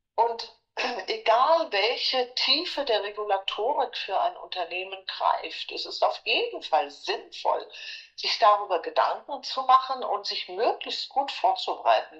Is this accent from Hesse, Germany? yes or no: yes; Frankfurt, Hesse, Germany; moved away; also born or lived in United States; Ich komme aus Frankfurt